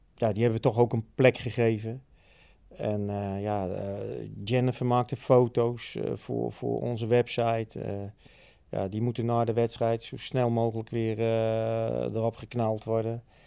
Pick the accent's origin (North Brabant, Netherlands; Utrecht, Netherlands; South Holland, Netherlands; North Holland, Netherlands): Utrecht, Netherlands; Ik ben een geboren Utrechter en getogen.